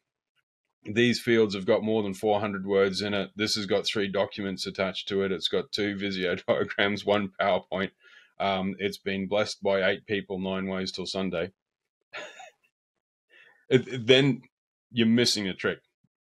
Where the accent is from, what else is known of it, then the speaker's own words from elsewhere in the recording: far north Queensland, Australia; moved away as an adult; also born or lived in Brisbane / Melbourne / London; now in England; from the far north where I grew up in far north Queensland